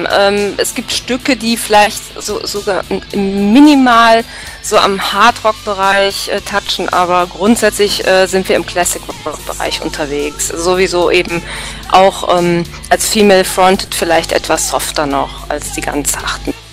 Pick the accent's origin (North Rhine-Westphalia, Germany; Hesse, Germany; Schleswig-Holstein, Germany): North Rhine-Westphalia, Germany; Cologne; ja, aber eigentlich nicht für mich als Kölner.